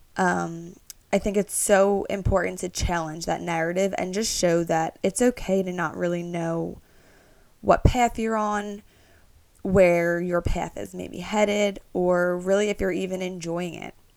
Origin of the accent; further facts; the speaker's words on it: Philadelphia, Pennsylvania, United States; also born or lived in New York; I'm from Northeast Philadelphia